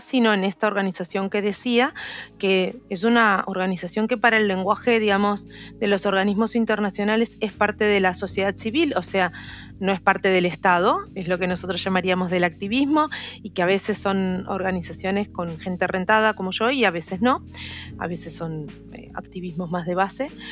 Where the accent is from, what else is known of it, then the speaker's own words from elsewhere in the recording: Rosario, Santa Fe, Argentina; moved away as an adult; now in Buenos Aires, Argentina; Yo soy de Rosario, que es una ciudad que está a unas cuatro horas en ómnibus desde acá y vine justamente para estudiar la carrera de biología